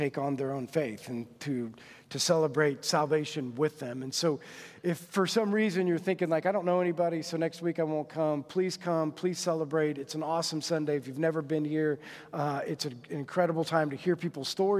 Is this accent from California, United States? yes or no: no; Monroe, Indiana, United States; I grew up in Monroe. And in Monroe, it was a very small school, went to Adams Central